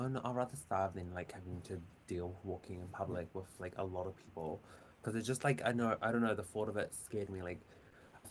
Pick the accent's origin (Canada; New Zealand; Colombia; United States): New Zealand; Auckland; I'm from Auckland, New Zealand